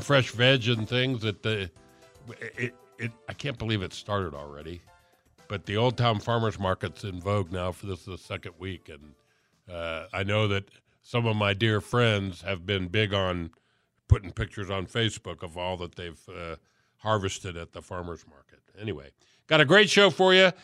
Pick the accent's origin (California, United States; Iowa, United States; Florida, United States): Florida, United States; Miami; I'm from Miami